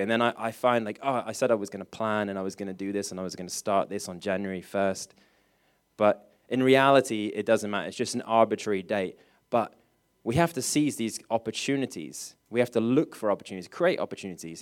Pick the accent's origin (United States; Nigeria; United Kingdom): United Kingdom; England; I'm English